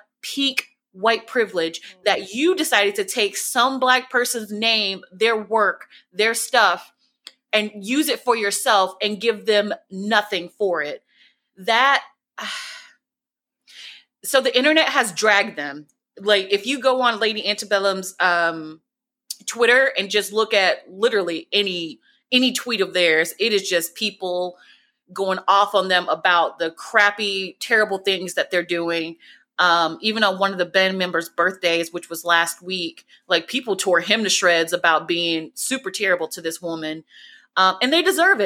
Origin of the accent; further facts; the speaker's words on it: the South, United States; I'm from the South.